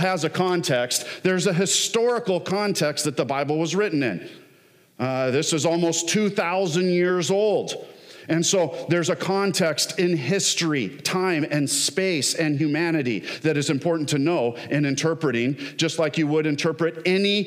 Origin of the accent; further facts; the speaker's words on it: Southern California, United States; now in Michigan, United States; I grew up in Southern California